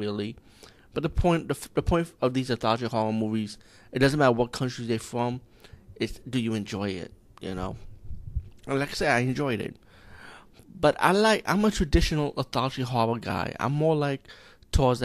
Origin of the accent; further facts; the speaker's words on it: India; as being Indian